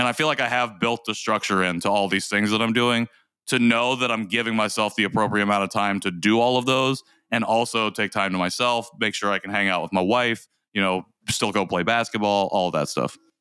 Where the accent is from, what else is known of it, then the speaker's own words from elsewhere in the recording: United States; also born or lived in South Korea; Korean American adoptees.